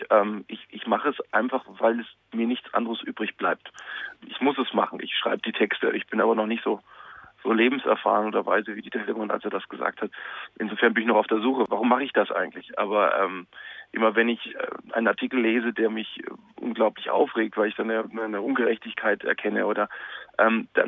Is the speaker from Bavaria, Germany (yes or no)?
yes; Munich, Bavaria, Germany; born there; geboren in München, also das hilft dem Dialekt jetzt auch nicht unbedingt.